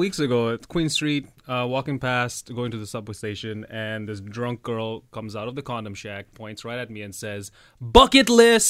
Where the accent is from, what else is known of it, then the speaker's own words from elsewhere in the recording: Russia; also born or lived in Eastern Europe; now in Toronto, Canada; I born and raised in Russia, ethnically Indian